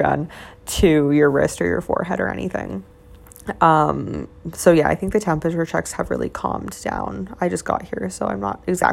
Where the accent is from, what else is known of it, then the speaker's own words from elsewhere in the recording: Canada; moved away as an adult; now in Shenzhen, China; in Canada, I'm Canadian